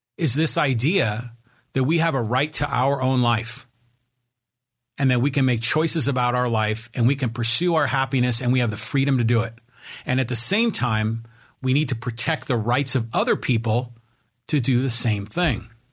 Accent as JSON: {"language": "English", "town": "Poway", "region": "California", "country": "United States", "tie": "born or raised there", "said": "my hometown of Poway, California"}